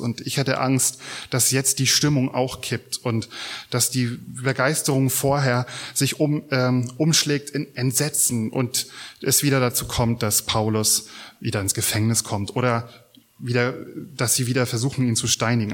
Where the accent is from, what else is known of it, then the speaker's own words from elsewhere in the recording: Mecklenburg-Vorpommern, Germany; Wir fragen uns vielleicht als Mecklenburger